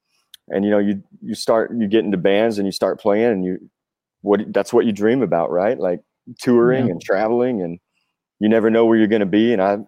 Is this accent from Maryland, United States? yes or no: no; Fort Smith, Arkansas, United States; also born or lived in Nashville, Tennessee; we're from Fort Smith, Arkansas, is our hometown. Old Western infamous town.